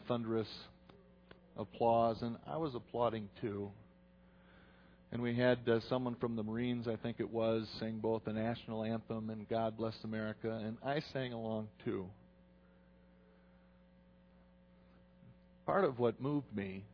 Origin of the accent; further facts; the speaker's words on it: United States; I'm an American, but I'm Dutch, too